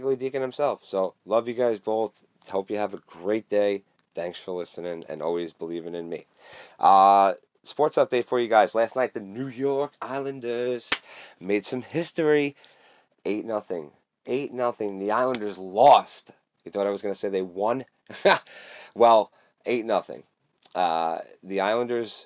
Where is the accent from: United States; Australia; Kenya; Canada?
Canada; I'm Canadian